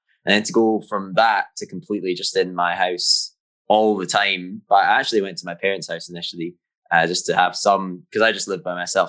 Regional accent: Jamestown, Scotland, United Kingdom; Yeah, that's right. Way up north.

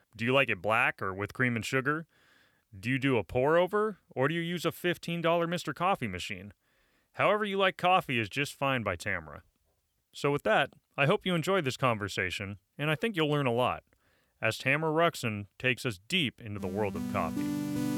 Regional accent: Menlo Park, California, United States; I grew up in Menlo Park

